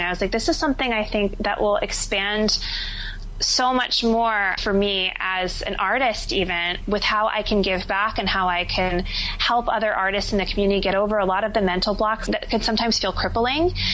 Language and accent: English; New Jersey, United States; moved away as an adult; also born or lived in Philadelphia; now in New York City, United States; I live in New York City now, but I was born and raised in New Jersey.